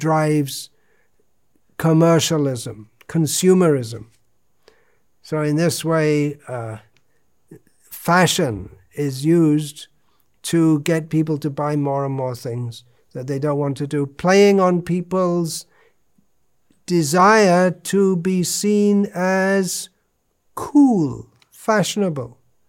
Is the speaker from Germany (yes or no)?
no; England, United Kingdom; I am an Englishman.